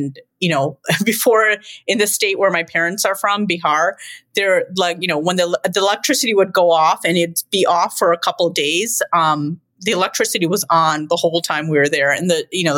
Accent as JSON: {"language": "English", "town": "Chicago", "region": "Illinois", "country": "United States", "tie": "born or raised there", "said": "I'm the one that was born here."}